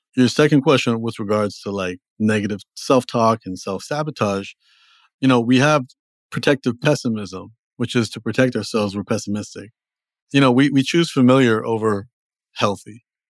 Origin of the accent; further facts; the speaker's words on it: Toronto, Ontario, Canada; also born or lived in Los Angeles; now in New York City, United States; I'm from Toronto originally